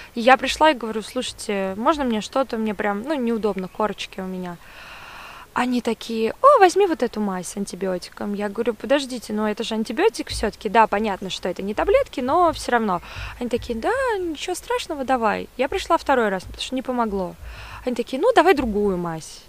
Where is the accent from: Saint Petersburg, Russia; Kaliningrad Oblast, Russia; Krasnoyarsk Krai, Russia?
Saint Petersburg, Russia; moved away as an adult; now in Munich, Germany; я родилась в Петербурге и, конечно, видела красоту этого города ну, потому что родилась в центре